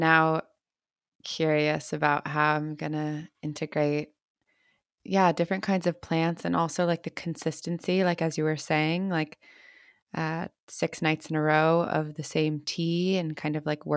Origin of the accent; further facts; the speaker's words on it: United States; I'm American, but my mom's South American and my dad's like Russian and Polish.